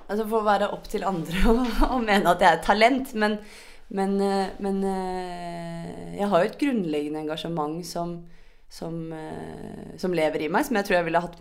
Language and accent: Norwegian; Sørlandet, Southern Norway, Norway; Det har vi på Sørlandet òg.